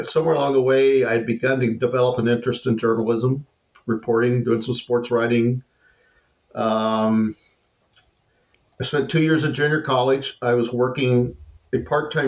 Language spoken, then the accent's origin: English; California, United States; born or raised there; moved away as an adult; also born or lived in Wichita, Kansas; now in Texas, United States